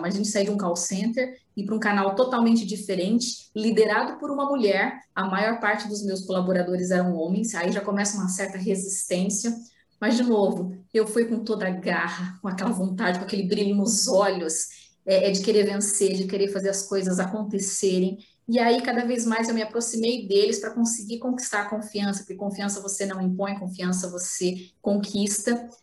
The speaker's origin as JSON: {"language": "Portuguese", "region": "Paraná", "country": "Brazil", "also_born_or_lived": "Ibiporã / Londrina", "said": "eu morava numa cidade chamada Ibiporã, porque eu sou do Paraná"}